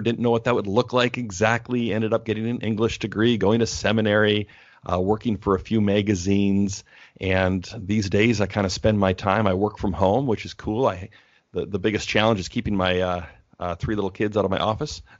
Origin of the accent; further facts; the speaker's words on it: Canada; moved away as an adult; now in Portland, United States; I'm Canadian, so I moved to the States